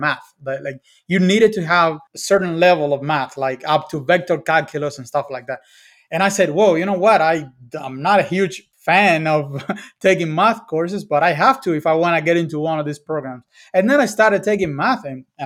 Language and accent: English; Cuba; I grew up in Cuba